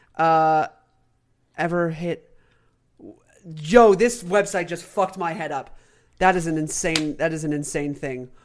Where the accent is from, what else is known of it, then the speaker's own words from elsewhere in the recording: North Carolina, United States; my home state